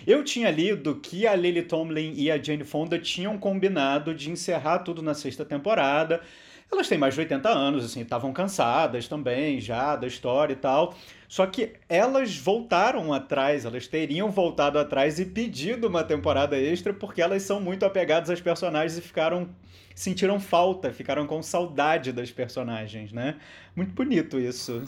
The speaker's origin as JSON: {"language": "Portuguese", "country": "Brazil", "said": "nós que somos brasileiros"}